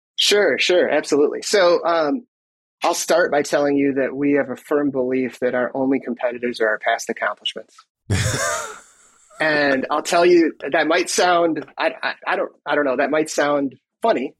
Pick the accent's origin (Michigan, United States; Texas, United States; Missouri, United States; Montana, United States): Michigan, United States; moved away as an adult; now in Minnesota, United States; I was born in Michigan and grew up there